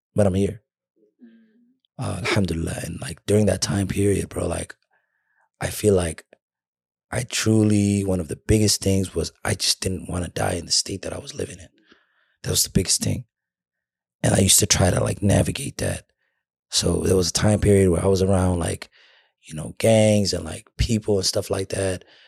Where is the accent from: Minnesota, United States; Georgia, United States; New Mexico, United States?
Minnesota, United States; I'm from Minnesota